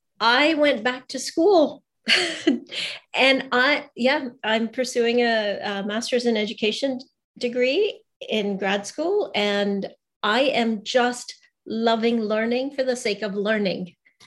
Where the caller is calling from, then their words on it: Vancouver, British Columbia, Canada; Oh, so I'm in rainy today. Rainy Vancouver, British Columbia in Canada.